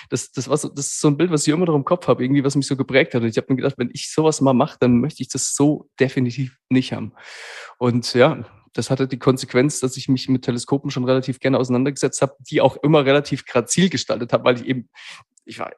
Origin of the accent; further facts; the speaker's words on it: Hesse, Germany; Also äh, hier anzukommen im Schwabenland als Hesse, als offener Hesse, äh